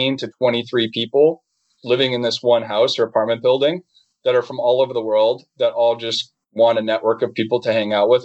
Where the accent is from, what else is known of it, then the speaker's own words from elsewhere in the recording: Boston, Massachusetts, United States; moved away as an adult; I grew up in Boston